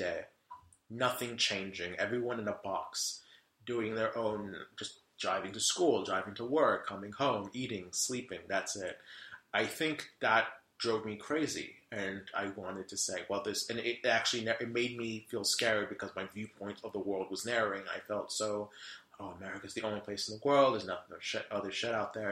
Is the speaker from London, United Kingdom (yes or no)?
yes; London, United Kingdom; moved away; also born or lived in Charlotte, North Carolina; I was born and raised in London in the UK.